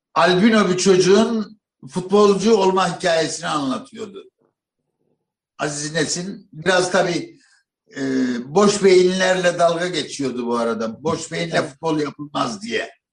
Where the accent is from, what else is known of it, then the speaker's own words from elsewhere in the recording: Malatya, Turkey; bir kapıcılar dairesinin yanında büyüdüm Malatya'da.